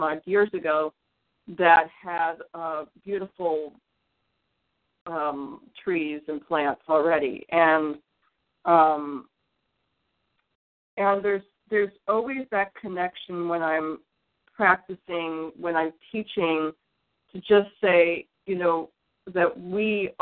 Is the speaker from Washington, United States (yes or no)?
no; Detroit, Michigan, United States; I was born in the Midwest. I was born in Detroit, and when I was young, there were just, I lived in this like new housing development in Detroit